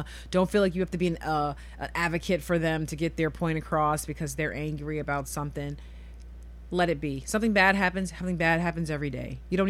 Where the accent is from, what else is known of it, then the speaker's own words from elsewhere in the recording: New York, United States; I'm from New York. I can tell you stories.